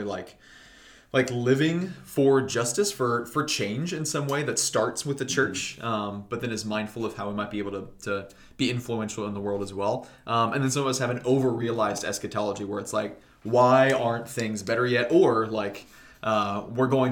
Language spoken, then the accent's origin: English; United States